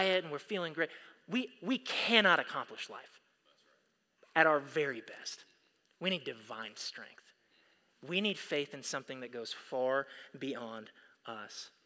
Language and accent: English; United States; we as American Christians